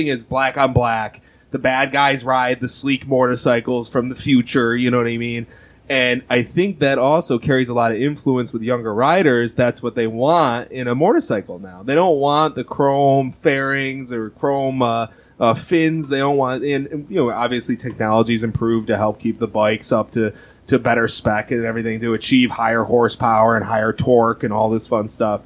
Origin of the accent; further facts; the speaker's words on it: Rochester, New York, United States; I'm from Rochester. Shout out to the 585.